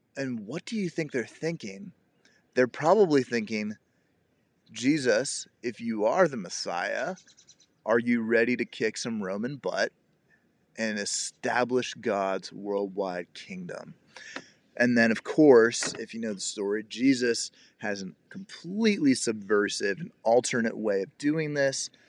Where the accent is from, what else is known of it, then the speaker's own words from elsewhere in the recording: Cincinnati, Ohio, United States; I grew up in the Cincinnati, Ohio area